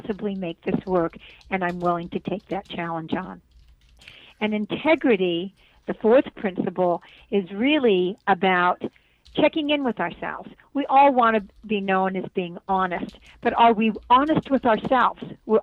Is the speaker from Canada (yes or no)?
yes; Brantford, Ontario, Canada; moved away; I was born in Brantford, Ontario, Canada